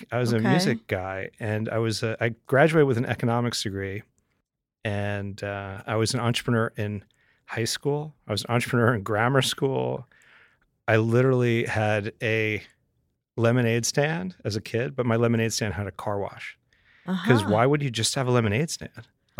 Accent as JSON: {"language": "English", "town": "Englewood", "region": "New Jersey", "country": "United States", "tie": "born or raised there", "also_born_or_lived": "Manhattan / San Francisco / Atlanta", "moved": "as an adult", "lives_now": "Montclair, United States", "said": "I grew up in Englewood, New Jersey."}